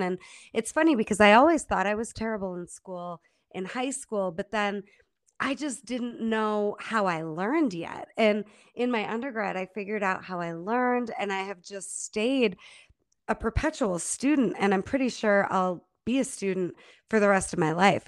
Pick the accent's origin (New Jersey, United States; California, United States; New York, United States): New York, United States; Holland Patent; moved away as an adult; also born or lived in Germany / Rochester, New York; now in Boulder, United States; grew up in Holland Patton, New York, upstate New York. And all the way through school, that's where I lived